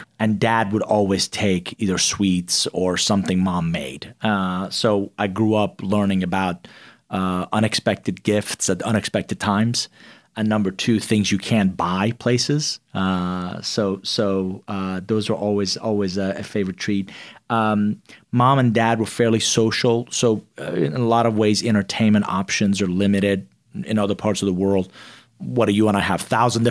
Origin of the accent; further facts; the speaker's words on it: Atlanta, Georgia, United States; also born or lived in Iran; It was a rough patch. And, you know, growing up in the outskirts of Atlanta, they didn't know there weren't a whole lot of Iranians there